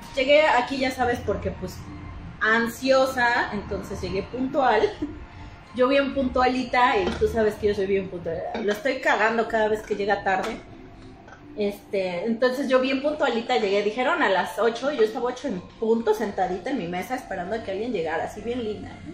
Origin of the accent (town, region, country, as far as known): Puebla, Mexico